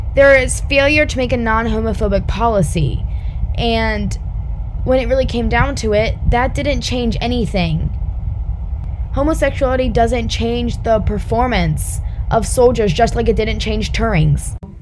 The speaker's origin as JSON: {"language": "English", "country": "United States", "said": "me as an American"}